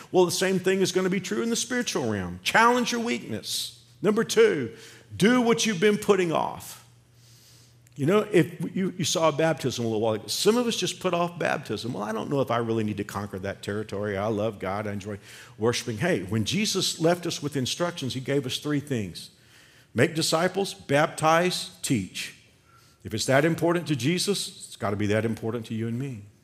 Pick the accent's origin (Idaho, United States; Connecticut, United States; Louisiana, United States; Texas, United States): Texas, United States; Fort Worth; moved away as an adult; now in Kansas, United States; I can go back to Fort Worth, I can go back to my hometown